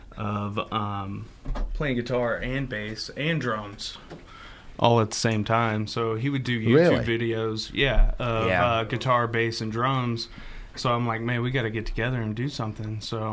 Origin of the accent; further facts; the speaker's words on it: Pilot Grove, Missouri, United States; also born or lived in Columbia, Missouri; I'm originally from Pilot Grove, Missouri, which is west of here. Grew up there doing concert band, marching band, jazz band.